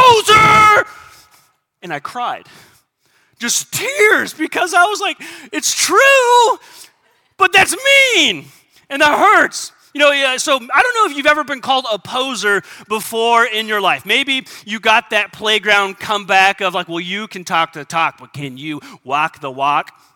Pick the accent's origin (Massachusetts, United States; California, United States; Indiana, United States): California, United States; San Diego; I grew up in San Diego.